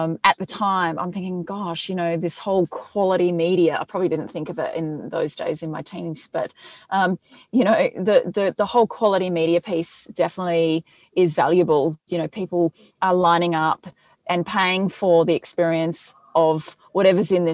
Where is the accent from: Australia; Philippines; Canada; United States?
Australia; Adelaide, South Australia; I'm from Adelaide